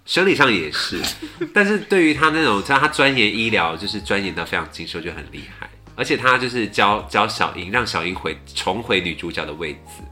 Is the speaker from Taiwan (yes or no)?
yes; Pingtung County, Taiwan; 我是小时候在屏东的家里附近的早餐店把它看完的